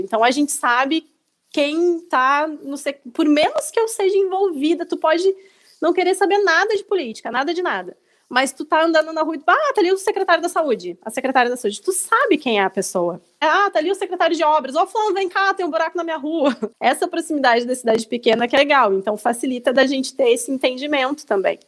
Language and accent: Portuguese; Glorinha, Rio Grande do Sul, Brazil; eu sou gaúcha, sou de uma cidade do interior aqui do Rio Grande do Sul, de 7 mil habitantes, que é Glorinha.